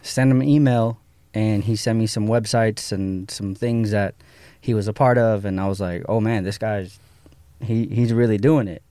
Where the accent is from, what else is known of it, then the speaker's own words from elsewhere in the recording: Santa Monica, California, United States; I grew up in Santa Monica, but I didn't really go to downtown